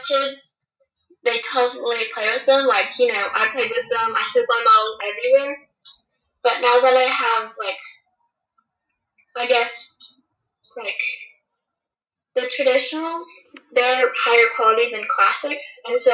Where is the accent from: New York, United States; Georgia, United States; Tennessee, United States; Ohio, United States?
Tennessee, United States; I'm from Tennessee